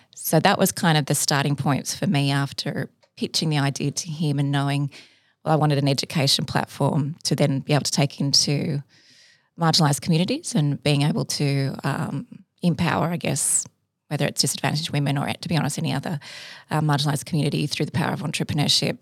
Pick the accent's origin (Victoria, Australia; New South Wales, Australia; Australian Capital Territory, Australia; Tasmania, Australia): New South Wales, Australia; Sydney; also born or lived in Cairns, Queensland; I'm from Sydney, went to high school here, but I did li-, live part of my, my childhood in Cairns